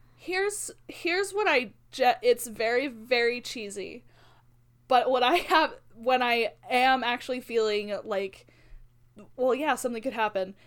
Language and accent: English; Albuquerque, New Mexico, United States; now in Ammon, United States; growing up in Albuquerque